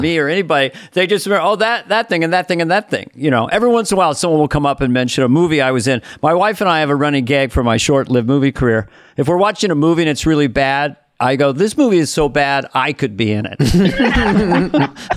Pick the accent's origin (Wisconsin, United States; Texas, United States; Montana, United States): Montana, United States; Missoula; Missoula, Montana